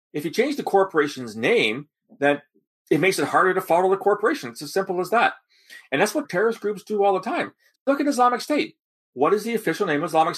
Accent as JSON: {"language": "English", "town": "London", "region": "Ontario", "country": "Canada", "tie": "born or raised there", "said": "my hometown, London, Ontario"}